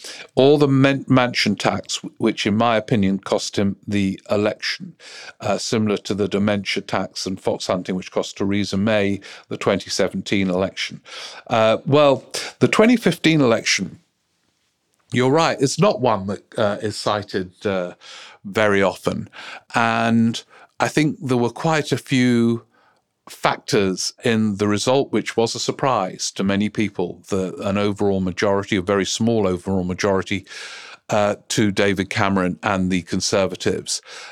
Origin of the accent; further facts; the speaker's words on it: Austria; English is a second language; now in United Kingdom; I moved to Britain in 1996. So it's been a while and quite a few elections and political dramas. I'm from Austria, which doesn't allow dual citizenship.